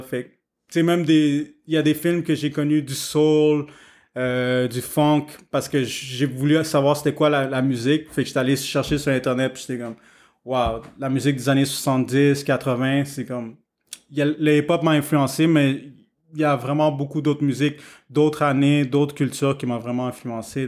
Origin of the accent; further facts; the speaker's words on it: Montreal, Quebec, Canada; je suis né à Montréal, donc ici, c'est un gros melting pot